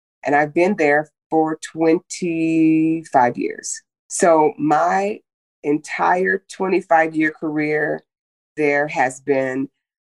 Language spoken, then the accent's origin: English; Oakland, California, United States; also born or lived in Germany; now in Las Vegas, United States; I grew up in Northern California in the Bay Area. My parents were young parents. We lived in Oakland